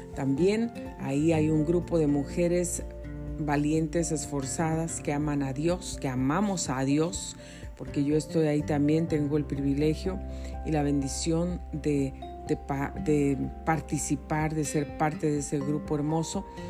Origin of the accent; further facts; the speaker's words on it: Mexico City, Mexico; moved away; nací en la Ciudad de México, en Coyoacán, Distrito Federal